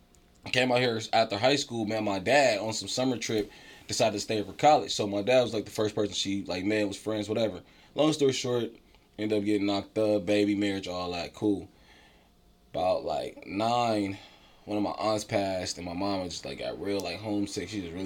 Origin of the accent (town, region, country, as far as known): Inglewood, California, United States; born or raised there; also born or lived in Chicago